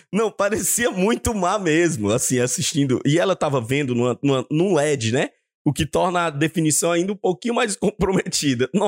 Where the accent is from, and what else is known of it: Ceará, Brazil; now in Portugal